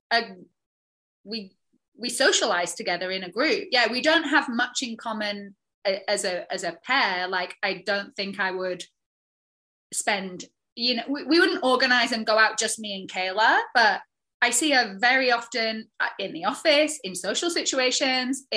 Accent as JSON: {"language": "English", "region": "the north of England", "country": "United Kingdom", "moved": "yes", "said": "I'm a chick from the north of England"}